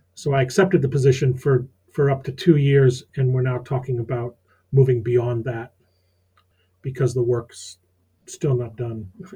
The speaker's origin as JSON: {"language": "English", "town": "Rochester", "region": "New York", "country": "United States", "tie": "born or raised there", "also_born_or_lived": "Syracuse, New York, United States", "moved": "as an adult", "lives_now": "Maine, United States", "said": "I was born in Rochester, New York, went to school at Syracuse"}